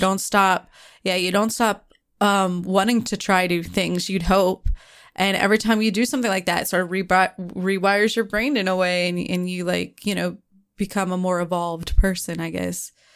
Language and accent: English; United States; I'm the American one